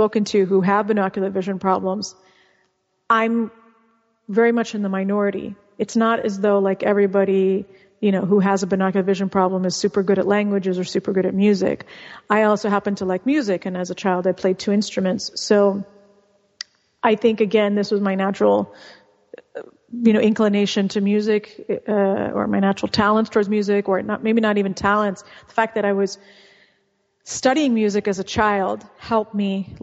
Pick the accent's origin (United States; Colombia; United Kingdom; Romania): United States; California; first language Russian; English is a second language; also born or lived in Bosnia / Argentina / Mexico; And then I grew up in California